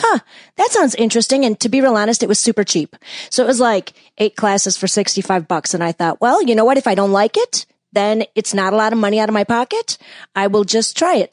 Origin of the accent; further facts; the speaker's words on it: West Bend, Wisconsin, United States; moved away as an adult; also born or lived in Ann Arbor, Michigan; now in Chicago, United States; I was born and raised in West Bend, Wisconsin